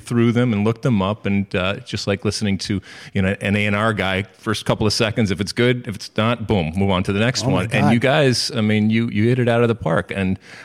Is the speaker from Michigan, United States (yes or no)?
yes; Detroit, Michigan, United States; I grew up in Michigan and Detroit